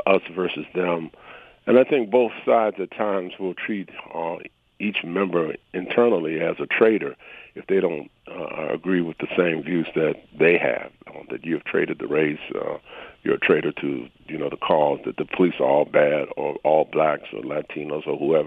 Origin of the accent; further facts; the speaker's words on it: Detroit, Michigan, United States; I grew up in Detroit